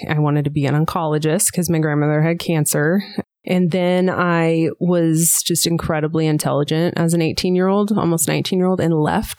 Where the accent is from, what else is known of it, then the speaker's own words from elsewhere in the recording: Western Kansas, United States; now in Johnson County, Kansas, United States; I grew up in Western Kansas and I was raised all over. So we moved around a bit.